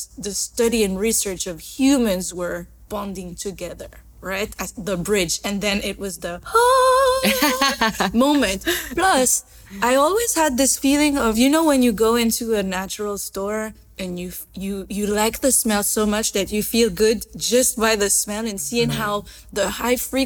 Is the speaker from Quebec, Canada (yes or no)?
yes; Montreal, Quebec, Canada; also born or lived in Morocco; I was born in Morocco, and then my family flew to Canada, to Montreal, where I grew up